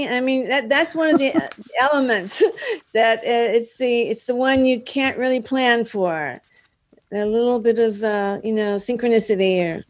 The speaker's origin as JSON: {"language": "English", "town": "Dallas", "region": "Texas", "country": "United States", "moved": "as an adult", "lives_now": "Los Angeles, United States", "said": "Yeah, I'm from Dallas."}